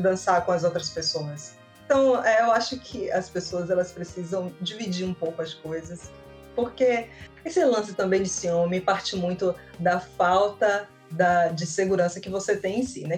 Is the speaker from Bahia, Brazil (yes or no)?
yes; Salvador, Bahia, Brazil; Eu sou de Salvador, Bahia. Eu moro em Salvador, sim